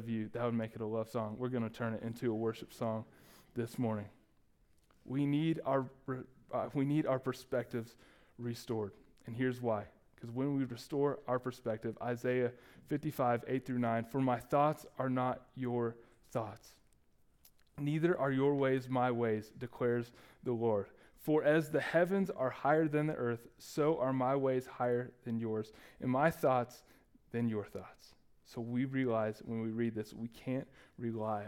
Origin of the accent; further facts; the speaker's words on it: Dallas, Texas, United States; moved away; I ended up going to every Dallas County Community College that was available in our hometown